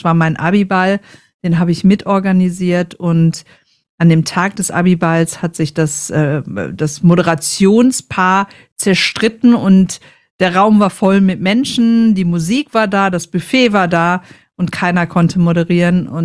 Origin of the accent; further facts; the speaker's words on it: North Rhine-Westphalia, Germany; ich komme, es hört man ein bisschen, ich komme aus dem Ruhrpott und da tragen wir das Herz einfach auf der Zunge.